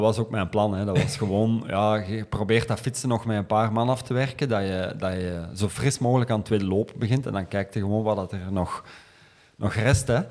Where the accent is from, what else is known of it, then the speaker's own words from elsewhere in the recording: Kempen, Flanders, Belgium; ik ben van de Kempen afkomstig.